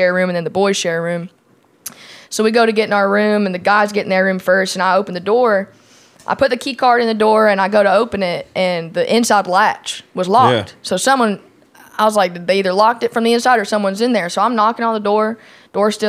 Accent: Alabama, United States; I'm from Alabama.

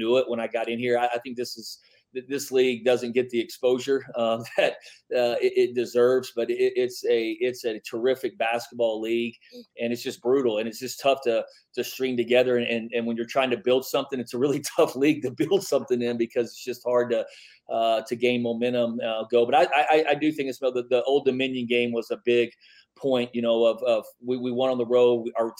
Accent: Midland, Texas, United States; now in El Paso, United States; I grew up in Midland, and when I grew up, it was kind of the Billy Gillespie, the Doc Sadler, the Tony Barbie days

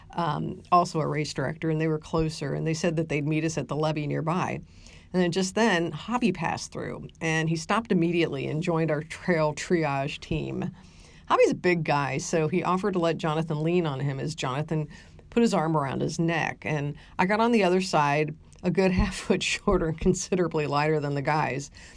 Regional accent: Ohio, United States; now in San Antonio, United States; growing up in Ohio

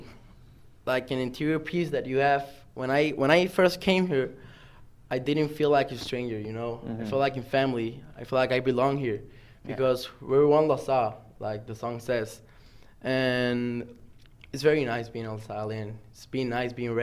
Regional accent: Puerto Rico; We're from Puerto Rico

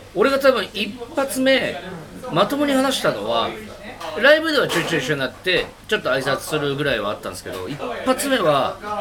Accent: Japan; 東京出身だから東京とか千葉出身

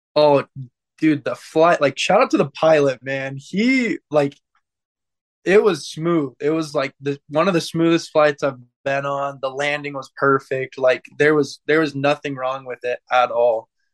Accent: Santaquin, Utah, United States; I'm from Santaquin, Utah

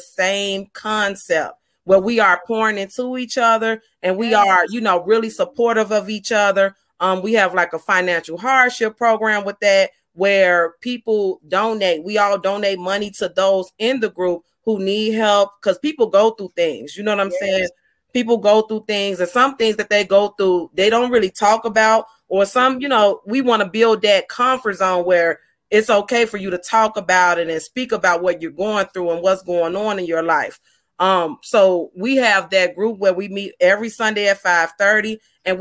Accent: Chicago, Illinois, United States; I'm from Chicago

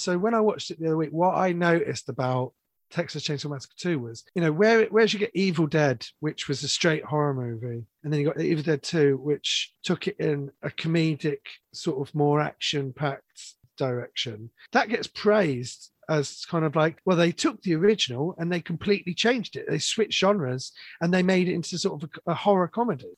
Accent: London, United Kingdom; I grew up in London, in the 80s

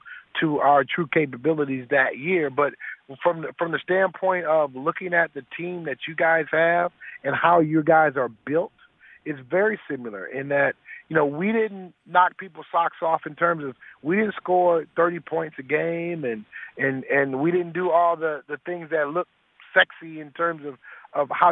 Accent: Detroit, Michigan, United States; my career ended in my hometown of Detroit

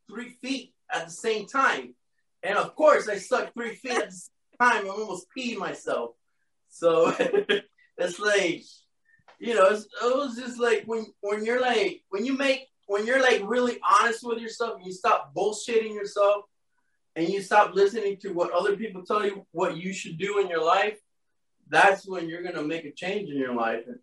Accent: Miami, Florida, United States

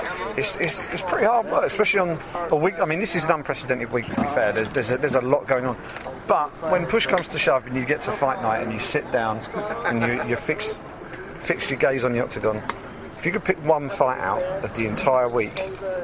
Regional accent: United Kingdom; as British journalists

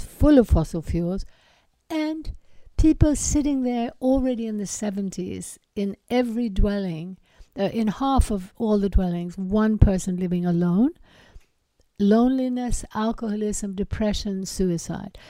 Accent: Sweden; I grew up in Sweden

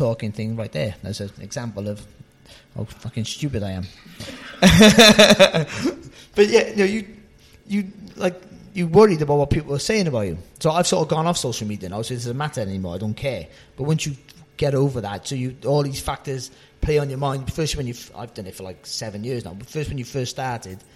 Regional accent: Cardiff, Wales, United Kingdom; moved away as an adult; I'm from a Cardiff. I've lived up in sort of this area for 20 years now, but I'm a Cardiff boy, and I haven't lost my accent one bit.

